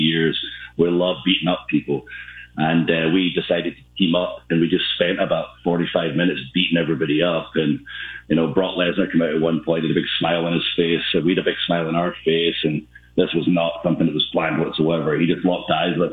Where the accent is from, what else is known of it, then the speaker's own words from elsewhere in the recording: Ayr, Scotland, United Kingdom; my hometown of Ayr. Basically, I'm from a place called Ayr